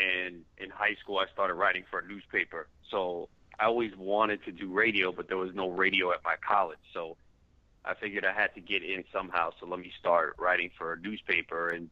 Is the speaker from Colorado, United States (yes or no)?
no; New York, United States; I wanted to be a sports talk show host growing up in New York, listening to WFAN